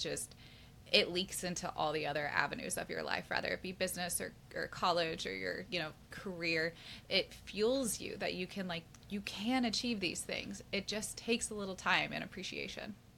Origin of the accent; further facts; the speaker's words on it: Kansas City, United States; also born or lived in St. Louis, Missouri; I grew up in Kansas City. I was born in St. Louis, but like I was raised in Kansas City since I was like four or five